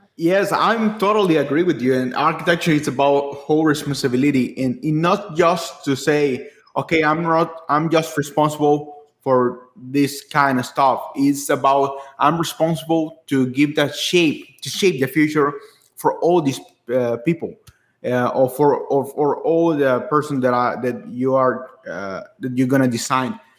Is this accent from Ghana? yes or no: no; San Pedro Sula, Cortés, Honduras; a university in my hometown in Honduras